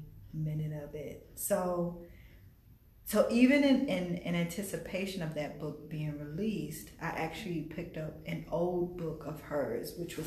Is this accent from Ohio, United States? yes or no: no; West Palm Beach, Florida, United States; I was born here in West Palm Beach. I was actually born not even like 2 miles from the library at a Good Sam Hospital.